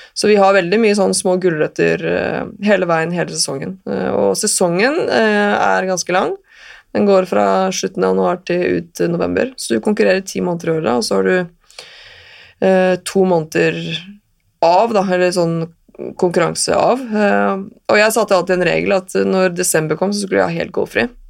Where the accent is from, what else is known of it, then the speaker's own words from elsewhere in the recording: Oslo, Norway; moved away as an adult; also born or lived in United States; jeg har vokst opp eh, i Oslo